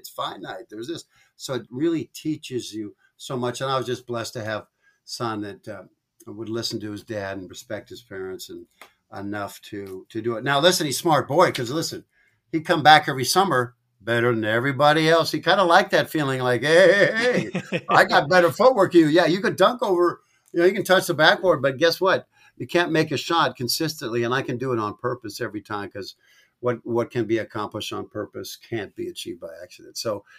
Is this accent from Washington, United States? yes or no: yes; Washington, United States; I was raised up in Pacific Northwest, north of Seattle.